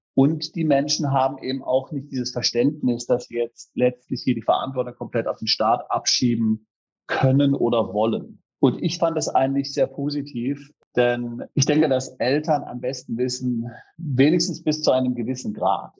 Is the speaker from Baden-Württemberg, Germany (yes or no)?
yes; Freiburg, Baden-Württemberg, Germany; wir sind da in der Freiburger Spießigkeit aufgewachsen